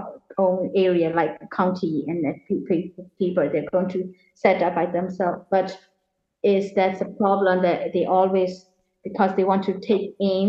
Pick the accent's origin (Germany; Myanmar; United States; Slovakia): Myanmar; Yangon, Yangon Region; moved away as an adult; Well, I'm originally from Rangoon. They call it Yangon. It's the capital city before. And then I lived there until I'm 18. And I left the country when I'm 19.